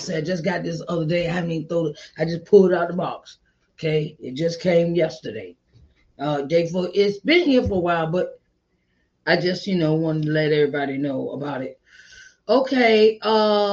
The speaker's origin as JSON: {"language": "English", "region": "Virginia", "country": "United States", "tie": "born or raised there", "said": "my home state in Virginia"}